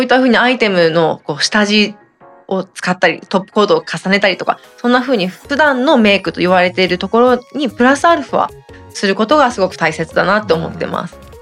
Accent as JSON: {"language": "Japanese", "region": "Toyama", "country": "Japan", "tie": "born or raised there", "said": "地元富山県なんですけれども"}